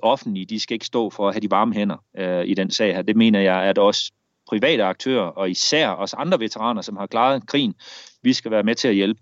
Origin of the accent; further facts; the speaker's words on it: Denmark; moved away as an adult; now in Brazil; en værnepligt hjemme i Danmark